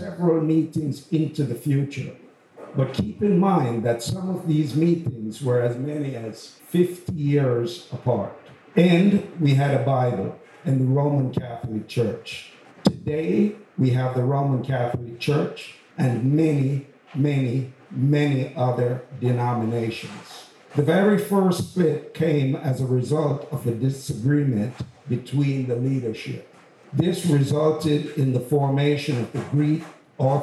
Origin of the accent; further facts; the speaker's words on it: Jamaica; accent: Jamaican; now in United States; I hope everyone can understand my accent. Sometimes the Jamaican comes out.